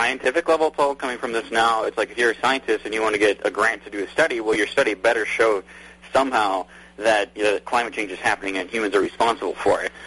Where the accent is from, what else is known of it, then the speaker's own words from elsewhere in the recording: Montana, United States; I grew up in Montana